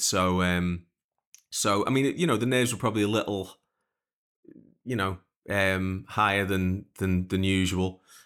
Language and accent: English; Liverpool, North West England, United Kingdom; growing up in Liverpool